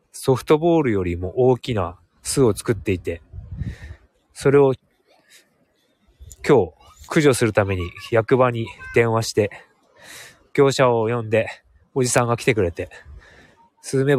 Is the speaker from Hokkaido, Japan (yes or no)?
yes; Hokkaido, Japan; also born or lived in Sapporo; 僕はもう明後日には、札幌に戻る予定なので